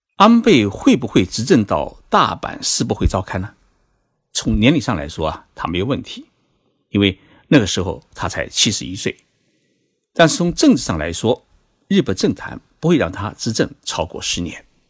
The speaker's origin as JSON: {"language": "Chinese", "country": "China", "said": "对于我们中国人来说"}